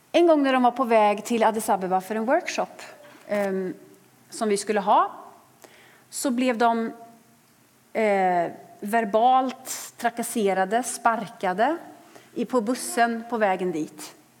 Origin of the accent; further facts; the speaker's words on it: Sweden; För oss som är svenskar